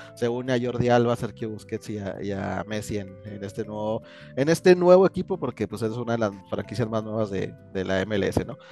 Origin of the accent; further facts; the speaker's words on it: Mexico; somos muy orgullosamente mexicanos